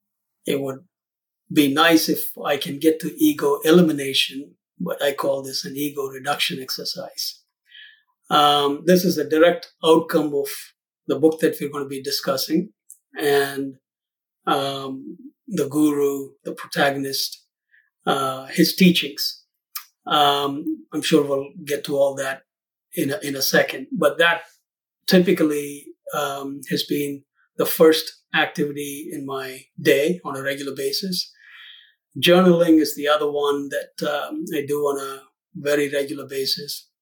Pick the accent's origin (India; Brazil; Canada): India; South India; moved away as an adult; now in Lincolnshire, United States; I'm originally from India, South India. I came here in the late 80s to the U.S. as a student